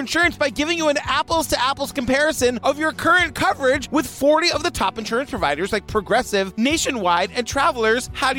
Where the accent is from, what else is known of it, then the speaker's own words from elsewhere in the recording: Massachusetts, United States; I grew up in Massachusetts.